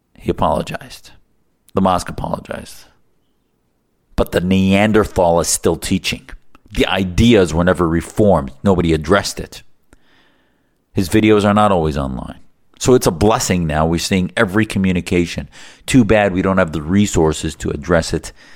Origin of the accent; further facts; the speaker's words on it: United States; as an American, as an activist